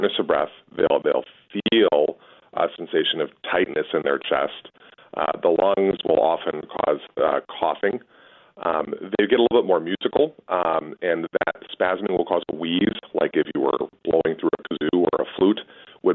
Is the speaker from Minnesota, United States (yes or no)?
yes; Edina, Minnesota, United States; also born or lived in Los Angeles; I'm originally from Edina and was a graduate from high school out there.